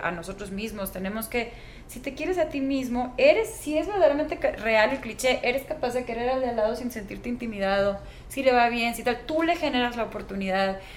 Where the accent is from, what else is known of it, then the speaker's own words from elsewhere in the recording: Mexico; Somos los mexicanos, en mi generación de músicos